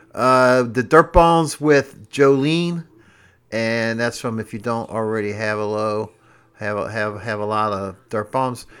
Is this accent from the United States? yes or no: yes; Cincinnati, Ohio, United States; I'm from Cincinnati.